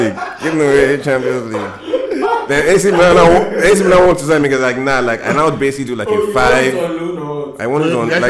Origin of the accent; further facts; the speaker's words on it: Nigeria; But I'm Nigerian, so I'm I'm playing for Nigeria.